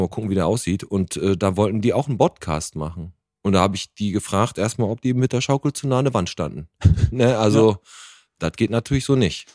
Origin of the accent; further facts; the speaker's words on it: Bottrop, North Rhine-Westphalia, Germany; Wir kommen aus Bottrop